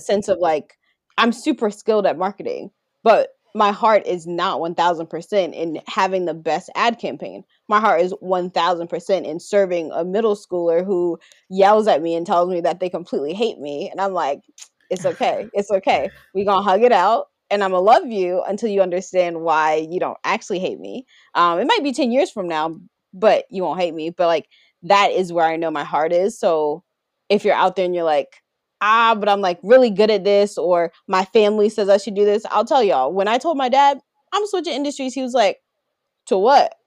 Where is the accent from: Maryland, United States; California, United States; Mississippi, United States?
Maryland, United States; Baltimore; growing up in the South. I can't take off growing up in Baltimore